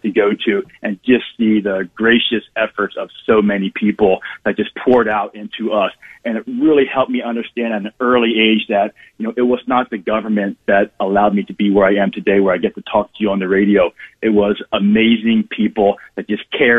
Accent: Philadelphia, Pennsylvania, United States; I was born actually in Philadelphia, which is a great city to be born

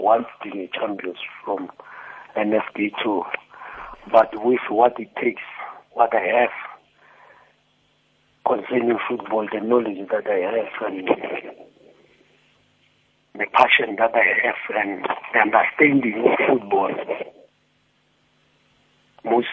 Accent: South Africa; as South Africans

